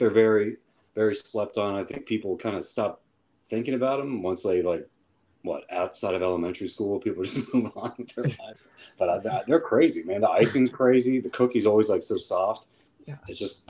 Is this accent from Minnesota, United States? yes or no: no; Dayton, Ohio, United States; I'm from Dayton.